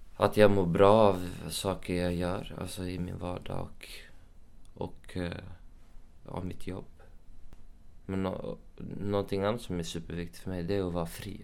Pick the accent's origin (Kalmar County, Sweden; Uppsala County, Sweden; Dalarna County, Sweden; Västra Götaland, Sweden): Uppsala County, Sweden; Uppsala; now in Stockholm, Sweden; jag är uppväxt i Uppsala, så jag har min familj i Uppsala.